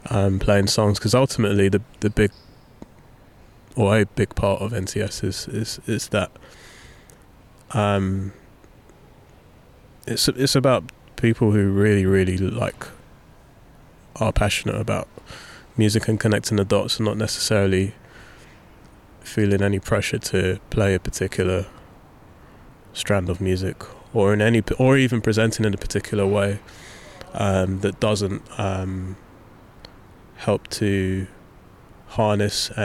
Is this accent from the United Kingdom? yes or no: yes; London, United Kingdom; I grew up in Southeast London